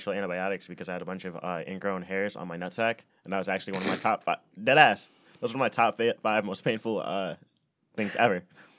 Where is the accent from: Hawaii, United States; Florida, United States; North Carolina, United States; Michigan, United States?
Michigan, United States; Redford; Mm-hmm. I'm from Deadford, as the scene kids call it, Ooh. Or the Dirty Ford, as I call it, but just Redford